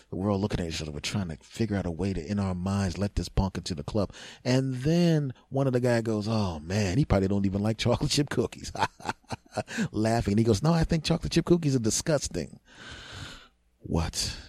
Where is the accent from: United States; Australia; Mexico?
United States; Philadelphia, Pennsylvania; we're all born and raised in Philadelphia